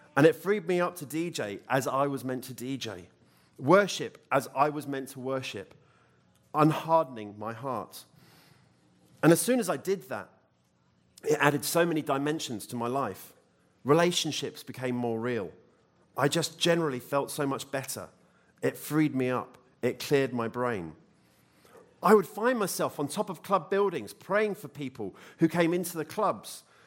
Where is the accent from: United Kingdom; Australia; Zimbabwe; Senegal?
United Kingdom; moved away; I'm British